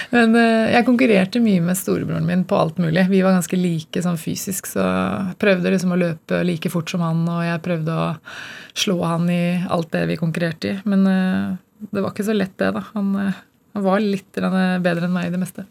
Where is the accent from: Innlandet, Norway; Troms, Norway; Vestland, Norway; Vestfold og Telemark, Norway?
Innlandet, Norway; Gjøvik; moved away as an adult; also born or lived in Denmark; det var ikke noen synlige rollemodeller i, i den byen jeg vokste opp